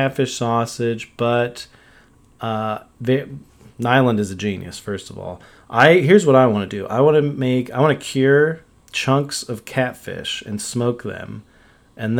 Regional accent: Texas, United States; as a Texan

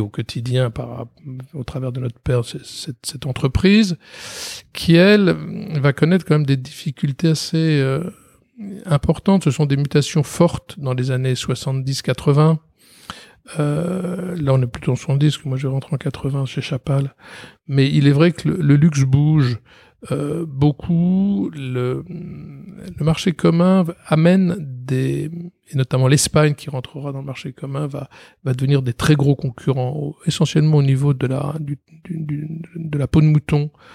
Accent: Paris, Île-de-France, France; je vais passer toute ma scolarité et mon enfance à Paris.

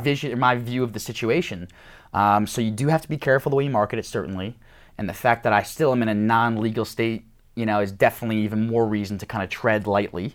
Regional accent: New York, United States; I'm from New York

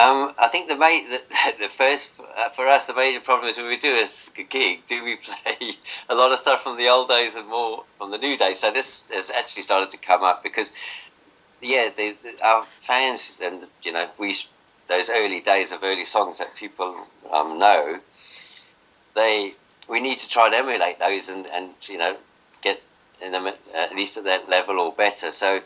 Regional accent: Johannesburg, Gauteng, South Africa; moved away; I came over from Johannesburg, South Africa in 84.

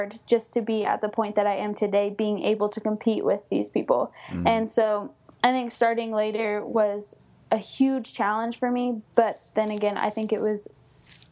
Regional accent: Coleville, California, United States; also born or lived in Los Angeles, California / Douglas High School (Nevada?); I was born in Los Angeles, and then we moved up to Colville, California

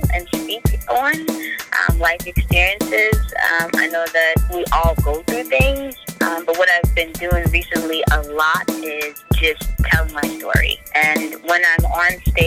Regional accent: Boston, Massachusetts, United States; I was born here

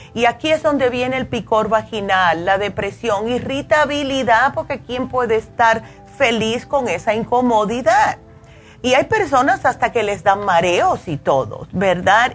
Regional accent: New York, United States; yo me crié en Nueva York

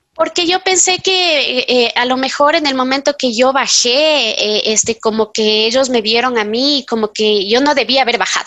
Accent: Quito, Pichincha, Ecuador; yo soy quiteña, tengo 45 años

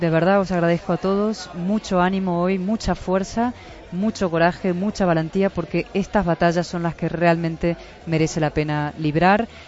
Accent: Spain; yo como española lo digo siempre, o sea, yo quiero para Venezuela lo mismo que quiero para mi país.

